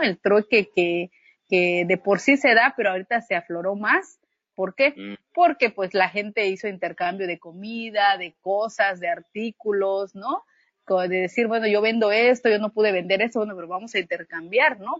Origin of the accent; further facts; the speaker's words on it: Unión Hidalgo, Oaxaca, Mexico; yo soy originaria de Unión Hidalgo, de origen zapoteca